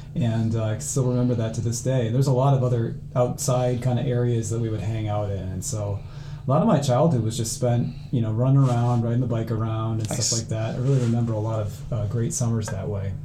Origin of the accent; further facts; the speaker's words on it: Cedar Rapids, Iowa, United States; I grew up here in Cedar Rapids, um, closer to Hiawatha, really